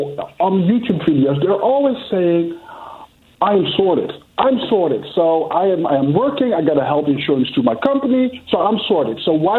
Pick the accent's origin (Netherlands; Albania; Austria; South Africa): Netherlands; I'm from Holland.